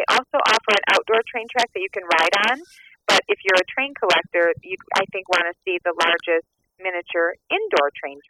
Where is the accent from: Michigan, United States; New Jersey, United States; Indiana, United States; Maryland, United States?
Michigan, United States; Michigan, my home state.